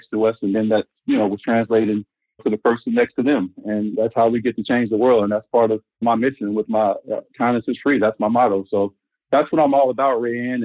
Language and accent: English; Arkansas, United States; growing up in Arkansas